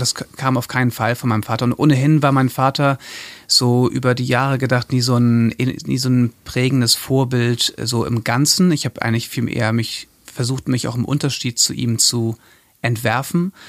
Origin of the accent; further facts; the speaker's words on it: Hamburg, Germany; also born or lived in Hildesheim; Ich komme aus Hamburg ursprünglich, bin da zur Schule gegangen, bin da aufgewachsen